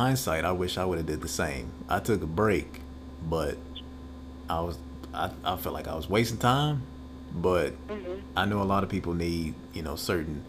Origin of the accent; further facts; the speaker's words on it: Thomson, Georgia, United States; moved away as an adult; now in Augusta, United States; I grew up in Thompson